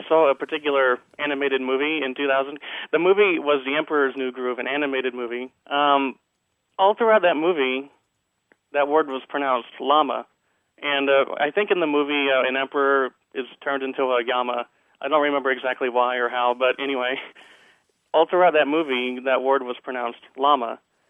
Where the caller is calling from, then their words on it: Irving, Texas, United States; I'm calling from Irving, Texas.